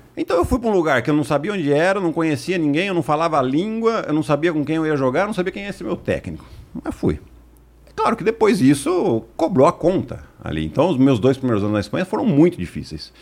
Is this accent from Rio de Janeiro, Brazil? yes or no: no; Piracicaba, São Paulo, Brazil; sou de Piracicaba, do interior de São Paulo